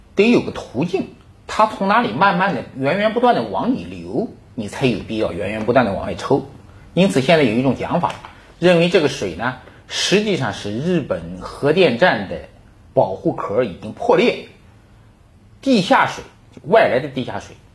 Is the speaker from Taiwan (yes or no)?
no; China; 我们中国人